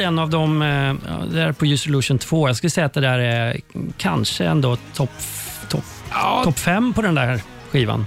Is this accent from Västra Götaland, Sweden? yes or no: yes; Skövde, Västra Götaland, Sweden; moved away; jag hade börjat göra TV hemma i Skövde, där jag kommer ifrån.